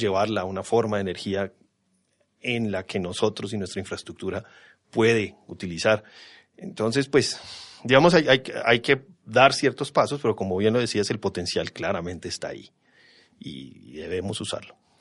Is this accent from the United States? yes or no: no; Bogotá, Colombia; Nací aquí en Bogotá, me crié aquí en Bogotá